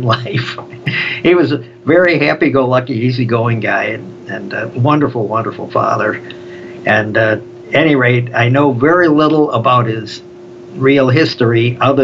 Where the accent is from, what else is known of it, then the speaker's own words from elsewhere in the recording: Chicago, Illinois, United States; Growing up in Chicago on the South Side where I came from